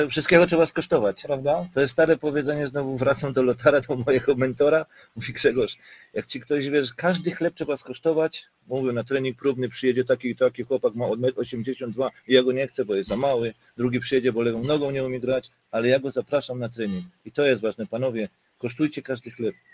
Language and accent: Polish; Silesian Voivodeship, Poland; now in Germany; Pochodzę ze Śląska i trafiłem na ten rurpot tam, nie?